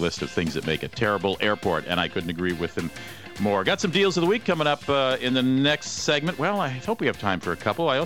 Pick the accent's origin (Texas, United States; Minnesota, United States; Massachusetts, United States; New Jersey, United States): Minnesota, United States; Minneapolis; which is also my hometown, Minneapolis-St. Paul